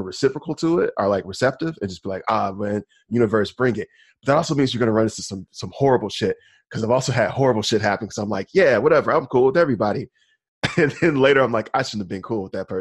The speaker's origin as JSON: {"language": "English", "region": "Alabama", "country": "United States", "said": "No, actually, I'm from Alabama."}